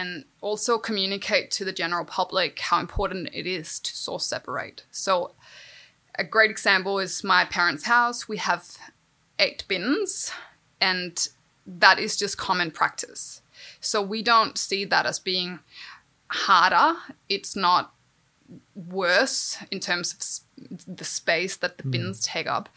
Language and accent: English; Denmark; moved away; I grew up in Denmark